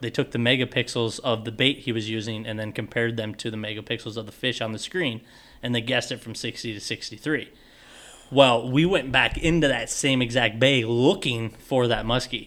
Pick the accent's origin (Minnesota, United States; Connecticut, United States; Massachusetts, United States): Minnesota, United States; Hayfield; moved away as an adult; also born or lived in South Central Iowa / Ontario, Canada; I'm from Southeast Minnesota too